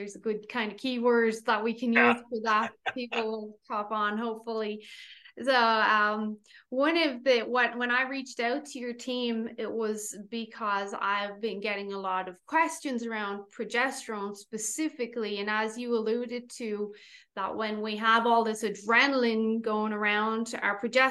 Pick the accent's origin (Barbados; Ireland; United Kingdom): Ireland; We are obviously Irish